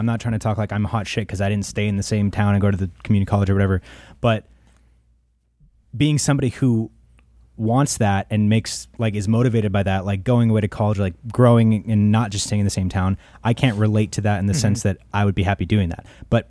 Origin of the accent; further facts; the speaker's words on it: United States; I grew up in the Valley.